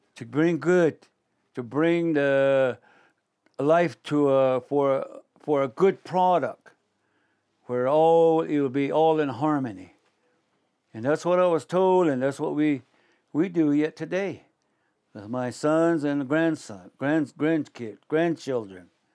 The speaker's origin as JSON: {"language": "English", "town": "Shiprock", "region": "New Mexico", "country": "United States", "said": "I'm from Shiprock, New Mexico, in the northwest Four Corners area, in northwestern part of the state"}